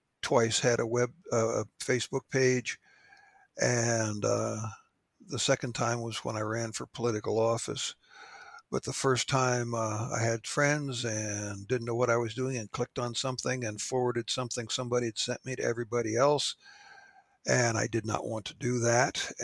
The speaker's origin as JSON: {"language": "English", "country": "United States", "said": "as a Yank, not being English"}